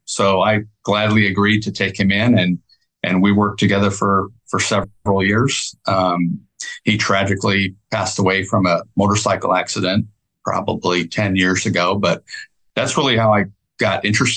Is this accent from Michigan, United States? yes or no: yes; Michigan, United States; moved away as an adult; now in Texas, United States; I grew up in Michigan and went to school at University of Michigan. And when I finished, I decided I wanted to move to Texas